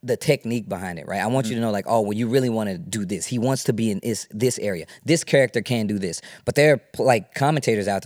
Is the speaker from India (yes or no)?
no; Midwest, United States; I'm from the Midwest. We have a very different style of Tekken that we play in the Midwest